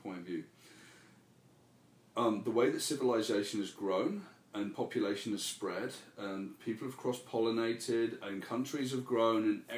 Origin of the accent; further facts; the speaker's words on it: United Kingdom; moved away as an adult; when I first came over for the first 2 years, I was known as the ….